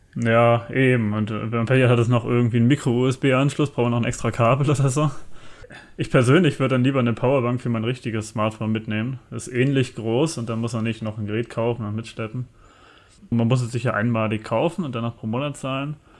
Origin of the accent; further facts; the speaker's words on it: Germany; für uns Deutsche